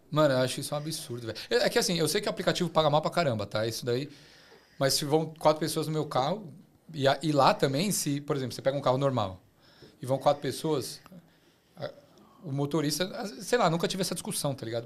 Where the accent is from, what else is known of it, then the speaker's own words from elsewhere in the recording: Brazil; moved away as an adult; now in Australia; Eu sou brasileiro